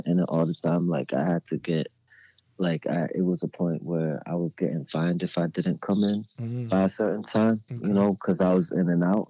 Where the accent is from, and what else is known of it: Maryland, United States; moved away as an adult